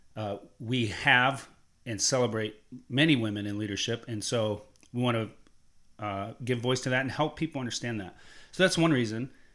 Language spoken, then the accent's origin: English; Columbus, Ohio, United States; I grew up in Columbus, Ohio